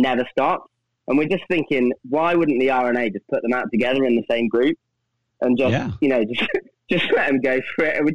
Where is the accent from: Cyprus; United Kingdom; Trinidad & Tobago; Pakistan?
United Kingdom; Coventry, West Midlands; my hometown is Coventry, which is in the Midlands